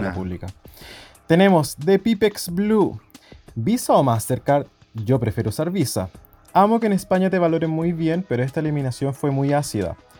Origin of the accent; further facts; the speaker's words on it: Chile; como chilenos millennials